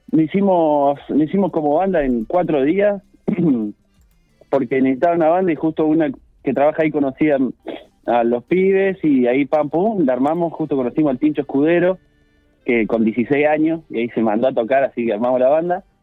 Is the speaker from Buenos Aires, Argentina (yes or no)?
no; La Pampa, Argentina; primero que es pampea porque la tocamos nosotros, que somos de La Pampa, con composiciones nuestras.